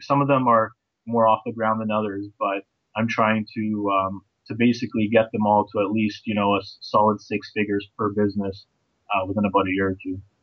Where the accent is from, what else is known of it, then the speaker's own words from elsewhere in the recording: Toronto, Ontario, Canada; also born or lived in Bosnia / United Kingdom; I'm actually from Toronto, Ontario, Canada